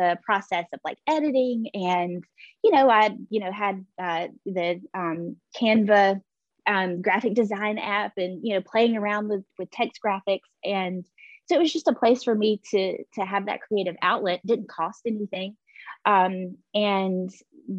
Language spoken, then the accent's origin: English; Pine Mountain, Georgia, United States; now in Columbus, United States; I grew up in Pine Mountain, Georgia.